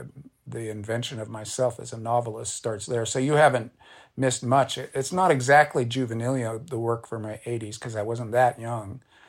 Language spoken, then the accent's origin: English; United States; I'm an American leftist. I was then, I still am.